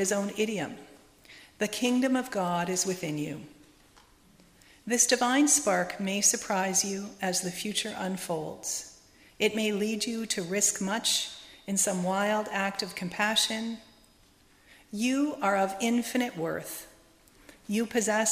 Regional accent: Montreal, Quebec, Canada; I was raised in the Lakeshore Unitarian Church in the suburbs of Montreal, and Fred Cappuccino was the minister that I grew up

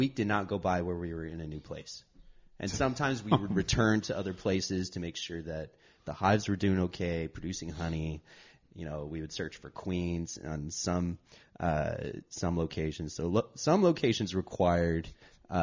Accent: Shafter, California, United States; I grew up in the Central Valley

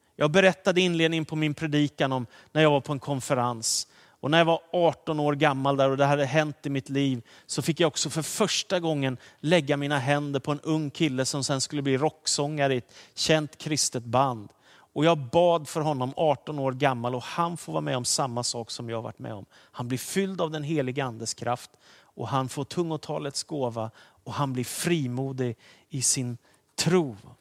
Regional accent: Danderyd, Stockholm County, Sweden; jag sitter hemma i Danderyd i Stockholm där vi bodde med min familj och där jag har vuxit upp mesta delen av min uppväxttid

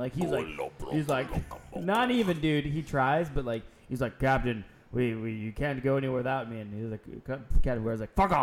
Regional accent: Miami, Florida, United States; I grew up in Bell Harbor in Miami

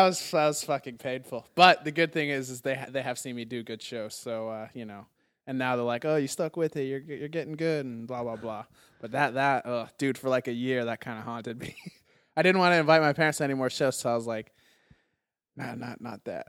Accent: Arizona, United States; now in Los Angeles, United States; I'm from Arizona

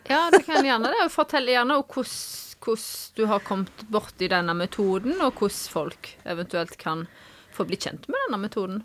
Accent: Vea, Norway; Jeg er eh, fra Vea

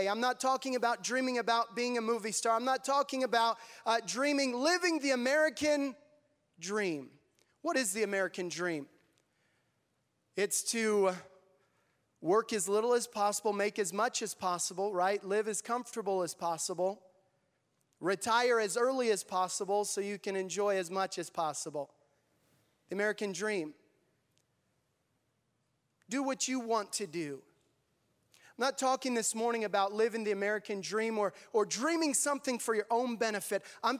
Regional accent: Tanzania; I grew up there in Tanzania. We went when I was 10 years old, and I'm so thankful for the upbringing that I had and God preparing me to serve there in Tanzania.

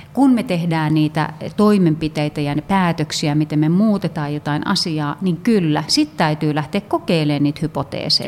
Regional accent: Finland; me ollaan, ollaan Suomesta, me ollaan suomalaisia.

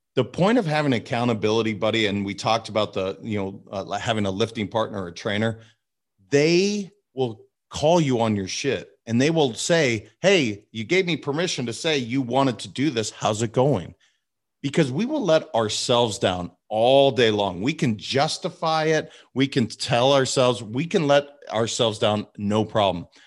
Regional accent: Montana, United States; also born or lived in California; now in Boca Raton, United States; I was raised in Montana

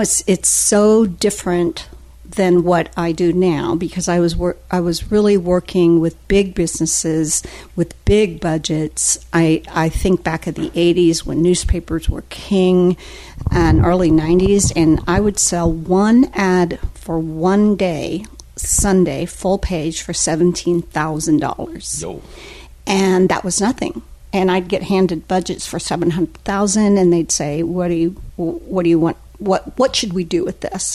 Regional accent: Newton, Kansas, United States; moved away as an adult; now in Daytona Beach, United States; it was central Kansas, a little town called Newton, which is about 30 minutes outside of Wichita

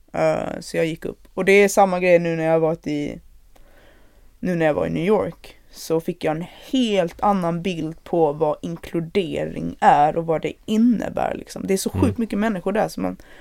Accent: Malmö, Skåne, Sweden; då bodde ju redan jag och min mamma i eh, Malmö, så det var där jag växte upp

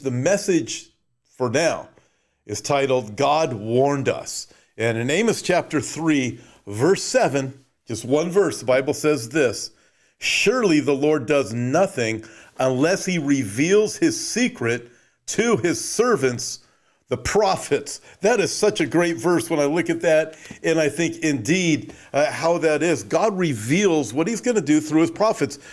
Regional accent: Southern California, United States; I was born and raised in Southern California, lived very close to Disneyland

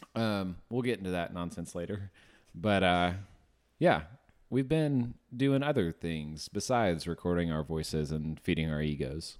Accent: Memphis, Tennessee, United States; now in Northwest Arkansas, United States; growing up in Memphis, we'd always go see the Redbirds

